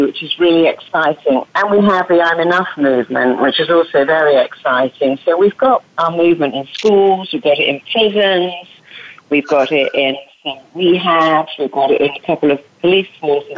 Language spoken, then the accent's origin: English; Cambridge, East of England, United Kingdom; accent: English; now in Los Angeles, United States; I come from Cambridge, actually, but I live